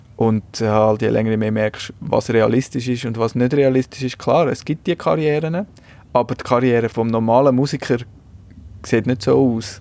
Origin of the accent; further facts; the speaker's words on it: Switzerland; bei uns in der Schweiz